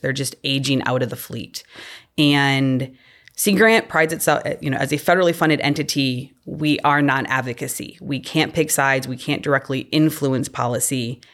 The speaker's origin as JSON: {"language": "English", "region": "Illinois", "country": "United States", "tie": "born or raised there", "also_born_or_lived": "Missouri / Delaware", "moved": "as an adult", "said": "growing up in Illinois"}